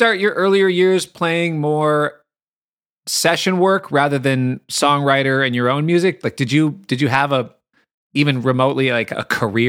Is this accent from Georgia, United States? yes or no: no; Minneapolis, Minnesota, United States; I'm from Minneapolis